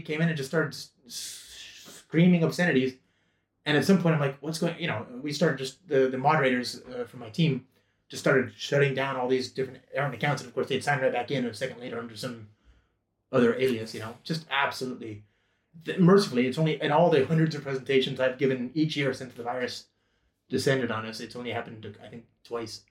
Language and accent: English; United States; an American English speaking nerd